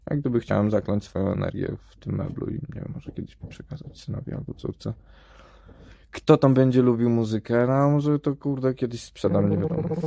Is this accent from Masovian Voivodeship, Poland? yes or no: yes; Warsaw, Masovian Voivodeship, Poland; moved away; urodziłem się w Warszawie i no, nie wiem, szkoła w Warszawie, wszystko w Warszawie